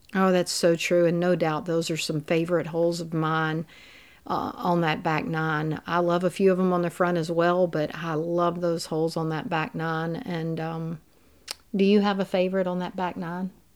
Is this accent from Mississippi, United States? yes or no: yes; Mississippi Delta, United States; also born or lived in Louisiana; growing up in the Mississippi Delta and going to LSU where it's so flat, we're in those river valleys where I've lived all my life